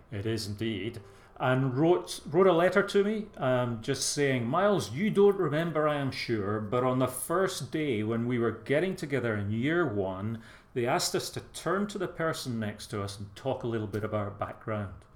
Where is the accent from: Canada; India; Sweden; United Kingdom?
United Kingdom; Glasgow, Scotland; accent: soft Glasgow; moved away as an adult; now in England, United Kingdom; I am Scottish by birth, but uh, I've lived down here 30, 35 years. The accent hasn't changed too much. Although, when I was in Scotland and working with young folk there